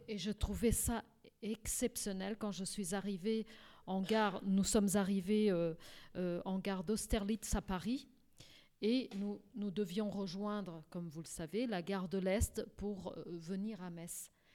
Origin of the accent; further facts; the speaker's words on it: Portugal; now in France; Donc j'ai la double nationalité grâce à mon pays, donc au Portugal.